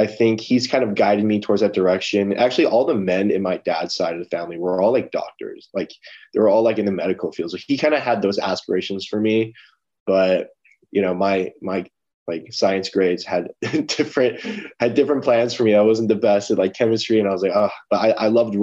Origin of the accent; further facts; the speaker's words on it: Los Angeles, California, United States; I'm an LA boy at heart